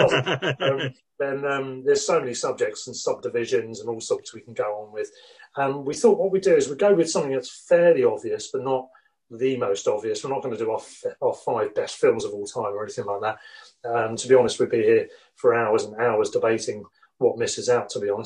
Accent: Worthing, South East England, United Kingdom; I'm from Sussex originally, Worthing to be precise.

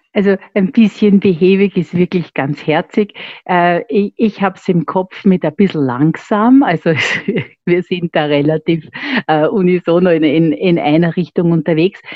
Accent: Vienna, Austria; Ich bin waschechte Wienerin

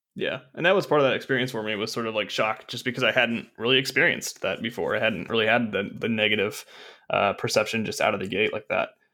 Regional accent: Arkansas, United States; I'm from Arkansas. I'm a college dropout

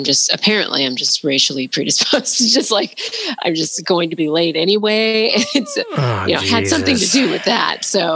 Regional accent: Portland, Oregon, United States; my experience of growing up in Portland and being around a lot of white people

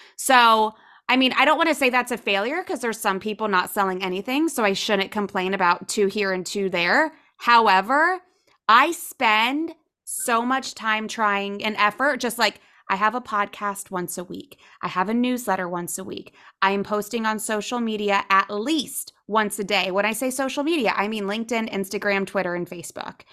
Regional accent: Ohio, United States; now in South Florida, United States; I grew up in Ohio, so never really spoke Spanish.

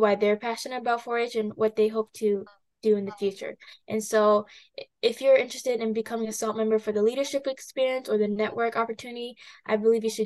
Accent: Ramsey County, Minnesota, United States; I'm from Ramsey County.

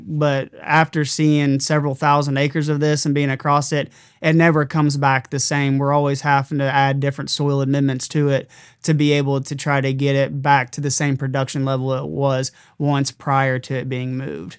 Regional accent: Southern Illinois, United States; I'm being from Southern Illinois

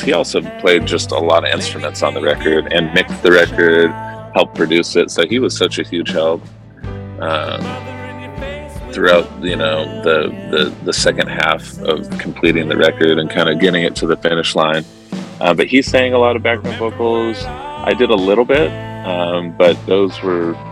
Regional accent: Irvine, California, United States; moved away as an adult; also born or lived in Newport Beach / San Francisco; I grew up in uh, Southern California in Irvine and then Newport Beach.

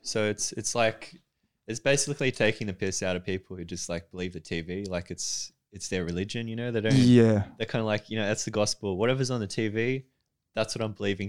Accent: Australia; Yeah, I was born here.

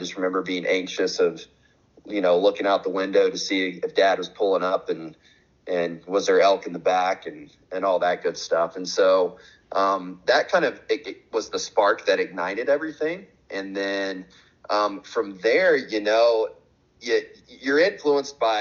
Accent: Dallas, Texas, United States; So I'm originally from Texas, and my family is from deeper up into Northeast Texas, about an hour and a half from Dallas.

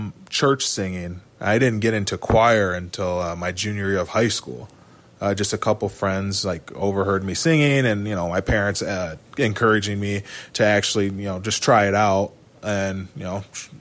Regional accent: Kalamazoo, Michigan, United States; I'm from Kalamazoo, Michigan. I went to Otsego High School

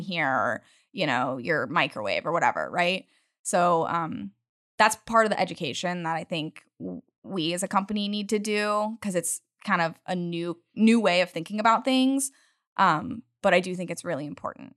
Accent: Utah, United States; now in Houston, United States; I'm from the mountains. I grew up in Utah

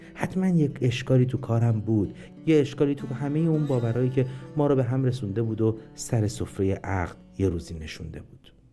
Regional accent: Iran

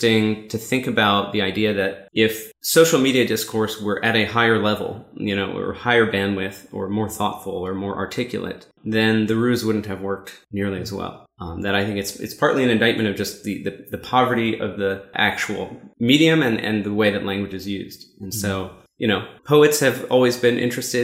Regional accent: Seattle, Washington, United States; I'm from Seattle

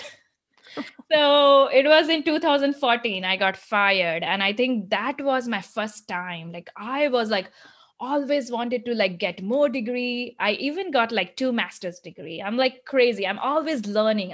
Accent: India; moved away as an adult; also born or lived in United States; now in Michigan, United States; growing up in India

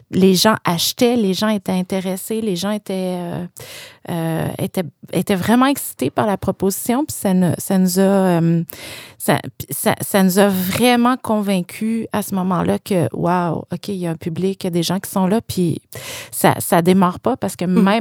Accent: Quebec, Canada; Je, euh, bon, je viens d'une banlieue de Québec, puis je me rappelle que même adolescente, j'étais vraiment intéressée par euh, les belles publications

